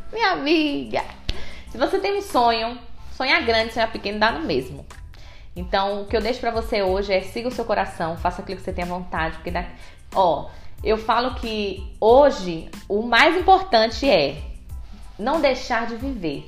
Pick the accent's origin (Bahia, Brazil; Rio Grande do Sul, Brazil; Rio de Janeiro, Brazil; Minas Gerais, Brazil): Bahia, Brazil; now in ABC Paulista, Brazil; Eu sou baiana